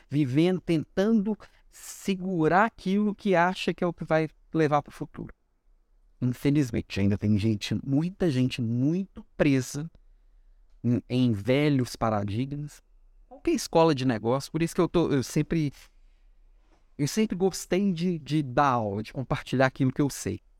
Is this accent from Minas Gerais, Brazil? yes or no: no; Florianópolis, Santa Catarina, Brazil; now in Belo Horizonte, Brazil; Vim do sul para Belo Horizonte, vim de Florianópolis para Belo Horizonte, estamos de volta em breve, região sul, né?